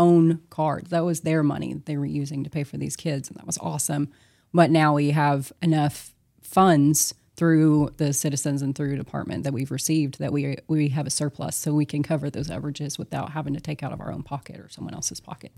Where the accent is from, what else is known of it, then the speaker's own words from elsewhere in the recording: Longview, Texas, United States; I was born in Good Shepherd here in Longview, uh, raised, uh, in the a, general area